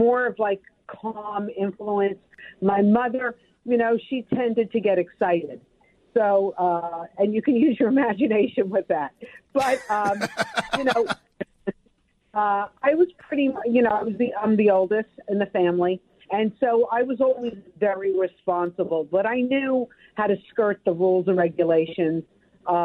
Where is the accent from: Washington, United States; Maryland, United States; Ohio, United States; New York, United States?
New York, United States; New York City; moved away; I have great, great memories growing up in Brooklyn, and I would still be there, except for the commute back and forth